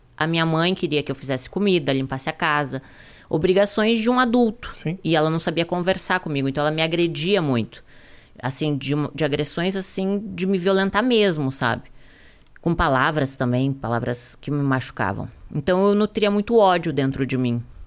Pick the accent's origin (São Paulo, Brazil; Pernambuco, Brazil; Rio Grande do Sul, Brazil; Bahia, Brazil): Rio Grande do Sul, Brazil; Ijuí, interior of; also born or lived in Porto Alegre; Eu vim da cidade de Juí, interior do Rio Grande uhum. do Sul